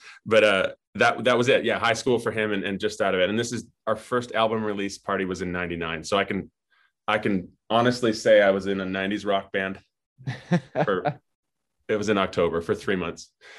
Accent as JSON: {"language": "English", "town": "Edmonton", "region": "Alberta", "country": "Canada", "tie": "born or raised there", "also_born_or_lived": "Winnipeg", "said": "I grew up I was born in Winnipeg, and shortly thereafter moved to Edmonton. So my first decade of life was as an Edmontonian."}